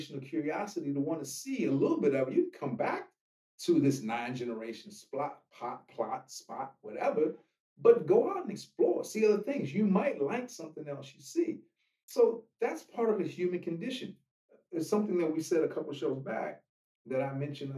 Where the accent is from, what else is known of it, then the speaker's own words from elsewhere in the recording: Washington, District of Columbia, United States; moved away as an adult; now in Los Angeles, United States; I'm not from here. And for those that are listening, we're in Los Angeles now, but I came from Washington, D.C. And I moved out here when I was 24 years old